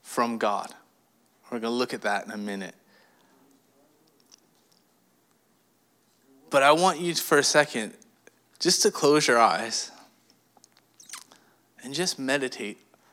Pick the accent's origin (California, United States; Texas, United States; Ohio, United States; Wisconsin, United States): California, United States; I was born and raised in California